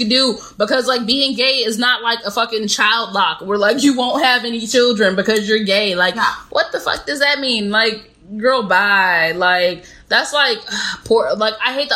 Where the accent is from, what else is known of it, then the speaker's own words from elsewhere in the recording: Chicago, Illinois, United States; moved away; I'm from Chicago